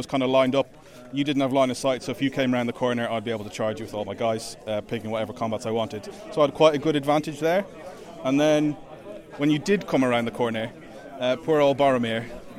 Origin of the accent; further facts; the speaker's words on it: Ireland; now in Stockport, United Kingdom; Yeah, I'm Irish originally, but I live in Stockport.